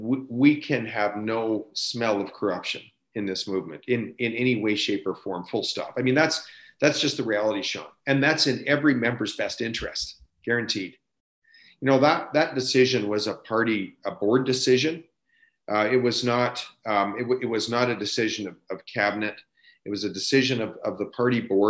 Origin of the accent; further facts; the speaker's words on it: Beaverlodge, Alberta, Canada; my hometown of Beaver Lodge